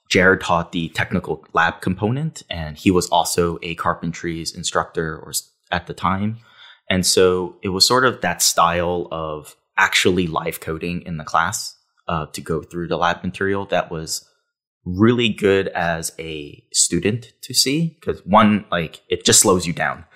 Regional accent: New York City, New York, United States; I grew up in New York City

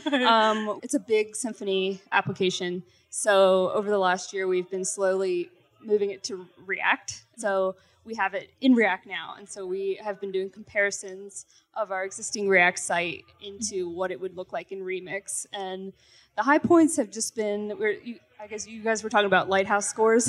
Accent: Pittsburgh, Pennsylvania, United States; I'm from Pittsburgh, Pennsylvania

